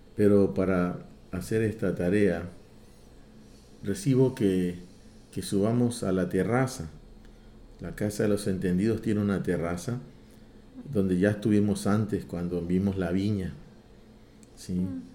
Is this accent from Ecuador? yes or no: yes; Ecuador